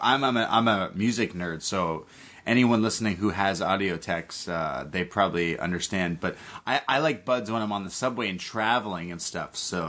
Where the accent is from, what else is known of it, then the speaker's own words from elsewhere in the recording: Canada; Listen. I'm Canadian, and I love to party.